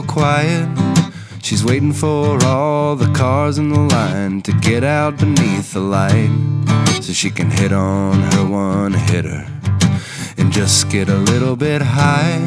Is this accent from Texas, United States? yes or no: yes; Kerrville, Texas, United States; moved away as an adult; now in Austin, United States; I left my hometown of Kerrville, Texas